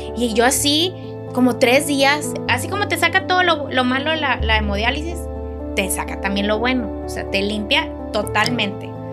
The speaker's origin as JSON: {"language": "Spanish", "town": "Hermosillo", "region": "Sonora", "country": "Mexico", "moved": "yes", "lives_now": "Monterrey, Mexico", "said": "soy de Hermosillo, vivo aquí en Monterrey desde hace muchos años"}